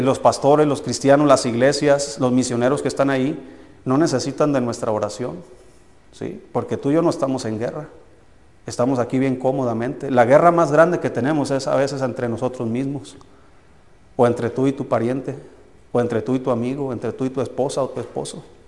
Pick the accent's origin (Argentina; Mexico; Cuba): Mexico; Tequila, Jalisco; moved away; mi pueblo se llama Tequila, Jalisco